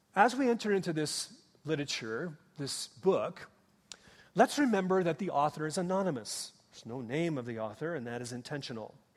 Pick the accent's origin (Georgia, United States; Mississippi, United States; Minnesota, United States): Minnesota, United States; moved away; I grew up in Minnesota